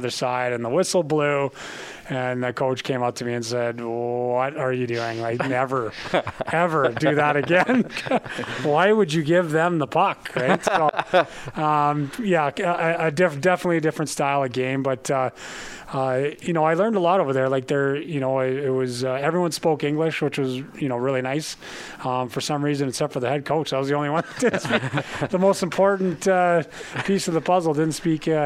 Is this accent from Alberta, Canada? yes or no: yes; Calgary, Alberta, Canada; moved away; I was born and raised in Calgary